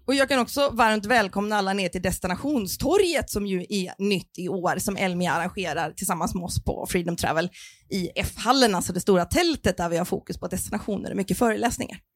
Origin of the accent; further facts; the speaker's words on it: Stockholm, Stockholm County, Sweden; Vi kom ju från Stockholm